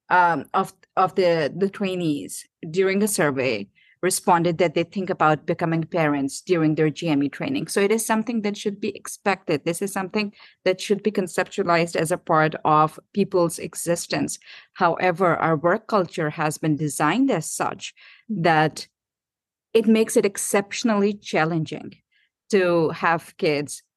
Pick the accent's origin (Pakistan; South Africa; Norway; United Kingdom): Pakistan; moved away as an adult; also born or lived in Durham, United States / Seattle, United States; now in Los Angeles, United States; I was born and brought up in Pakistan and came here in 2015